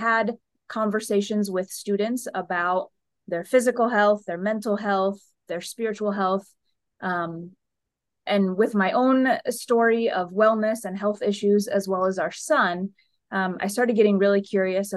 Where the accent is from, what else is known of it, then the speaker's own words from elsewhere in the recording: Toledo, Ohio, United States; moved away as an adult; also born or lived in Chicago / St. Louis; This is back in my hometown.